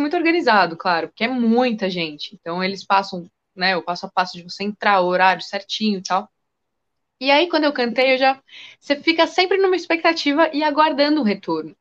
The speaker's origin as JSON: {"language": "Portuguese", "region": "São Paulo", "country": "Brazil", "said": "eu sou daqui de São Paulo"}